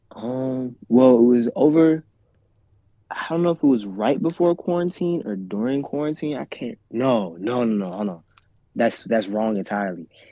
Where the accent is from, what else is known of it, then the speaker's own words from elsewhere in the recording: central Pennsylvania, United States; also born or lived in Rwanda; I'm from a little town in central PA